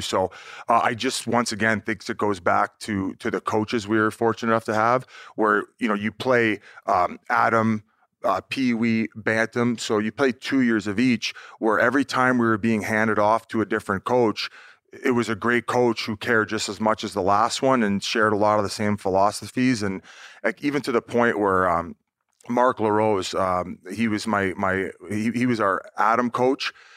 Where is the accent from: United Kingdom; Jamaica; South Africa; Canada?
Canada; Welland, Ontario; I was born in Welland, Ontario